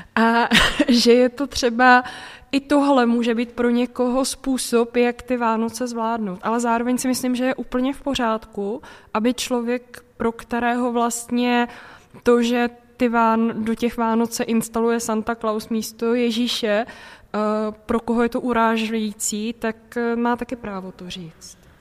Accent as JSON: {"language": "Czech", "region": "Central Bohemian Region", "country": "Czechia", "said": "Já jsem, pocházím původně ze Středočeského kraje"}